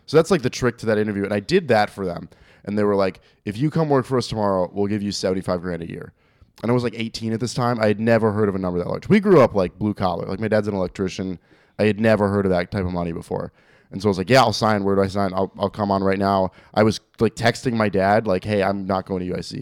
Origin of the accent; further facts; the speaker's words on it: Algonquin, Illinois, United States; also born or lived in Woodstock, Illinois; now in Arlington Heights, United States; I grew up in Algonquin, but then I went to school out in Woodstock, which is even further north